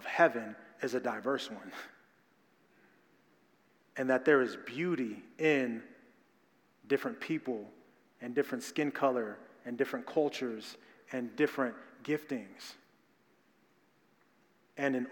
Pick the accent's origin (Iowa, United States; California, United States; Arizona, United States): Arizona, United States; Phoenix; Growing up in South Phoenix, growing up in black and brown community